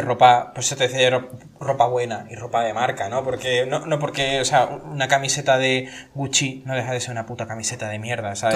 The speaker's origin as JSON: {"language": "Spanish", "town": "Seville", "region": "Andalusia", "country": "Spain", "also_born_or_lived": "Basque Country", "moved": "yes", "lives_now": "Catalonia, Spain", "said": "yo soy de Sevilla"}